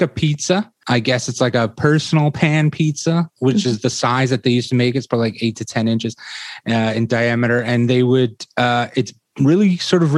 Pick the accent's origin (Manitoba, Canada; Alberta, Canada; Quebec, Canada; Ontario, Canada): Ontario, Canada; Toronto; also born or lived in England; I was born in Toronto and raised here largely, well, totally, actually.